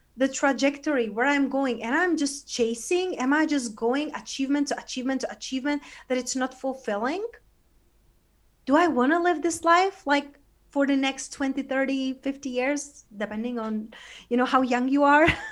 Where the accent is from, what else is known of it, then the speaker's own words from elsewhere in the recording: Czechia; also born or lived in London / Spain; now in United States; I was growing up in Czech Republic, you know, in a, in a small town in Eastern Europe